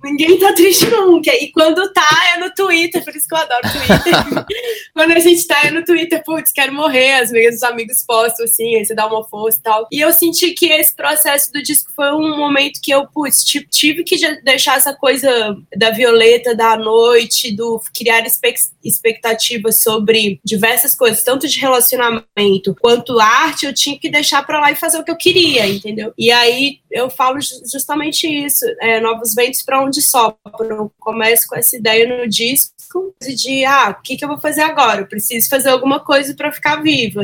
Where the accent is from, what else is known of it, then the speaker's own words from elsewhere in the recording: Belo Horizonte, Minas Gerais, Brazil; eu nasci em Belo Horizonte, era para eu nascer em São Paulo